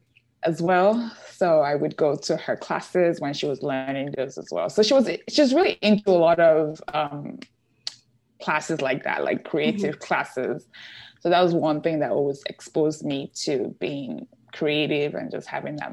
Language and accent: English; Nigeria; born there; I grew up, well, I was born in Nigeria. I grew up a lot of in different countries. My dad, he is an engineer for oil company.